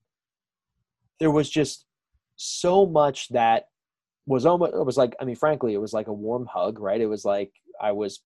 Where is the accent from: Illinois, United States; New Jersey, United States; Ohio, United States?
New Jersey, United States; Audubon Park; also born or lived in Philadelphia; now in Collingswood, United States; I grew up in Audubon Park and I went to Audubon High School.